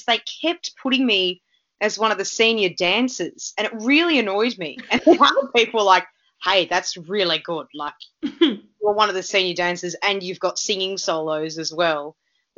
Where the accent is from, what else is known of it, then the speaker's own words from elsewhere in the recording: Melbourne, Victoria, Australia; also born or lived in Canada; I grew up in Noble Park North